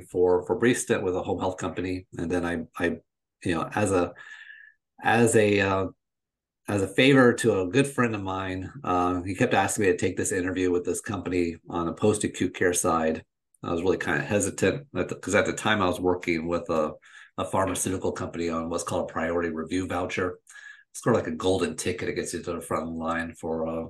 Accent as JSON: {"language": "English", "area": "just outside of Orlando", "region": "Florida", "country": "United States", "said": "I'm originally from Florida, I'm originally from where I live, and that's just outside of Orlando"}